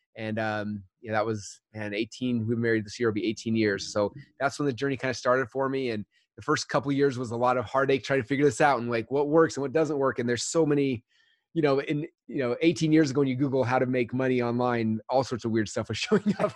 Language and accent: English; Utah, United States; I grew up in Utah